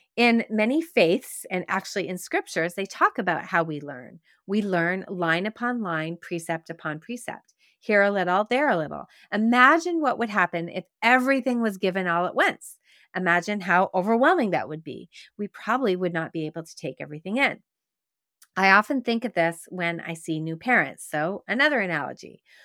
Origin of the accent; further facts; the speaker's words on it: Quebec, Canada; growing up in Quebec, where we used to go on field trips and we would go sugaring off